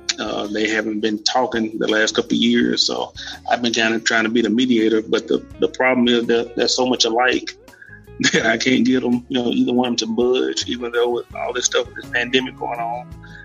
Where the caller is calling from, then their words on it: Meridian, Mississippi, United States; Meridian, Mississippi.